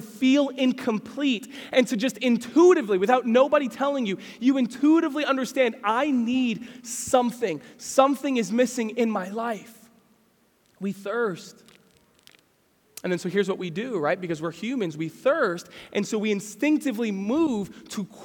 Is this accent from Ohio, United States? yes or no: no; Pennsylvania, United States; I grew up in Pennsylvania, and I remember watching deer run through the woods.